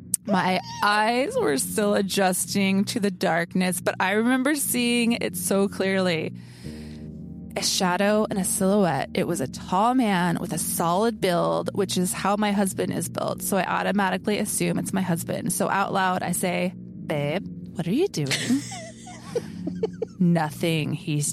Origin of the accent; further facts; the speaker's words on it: Gold Hill, Oregon, United States; Gold Hill is my hometown. It's a very small town of about 1,000 people in Southern Oregon. I grew up there